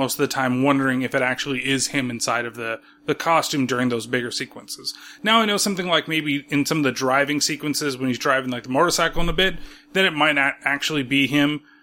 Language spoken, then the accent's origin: English; California, United States; I'm from California